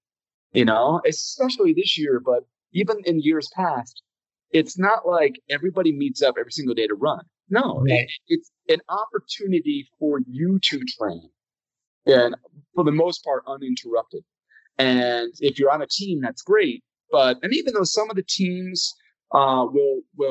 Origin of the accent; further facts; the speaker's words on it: Connecticut, United States; moved away; I grew up in Connecticut